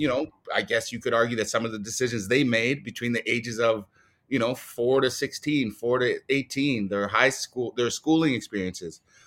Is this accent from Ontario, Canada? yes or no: yes; Toronto, Ontario, Canada; as a Black male growing up in Scarborough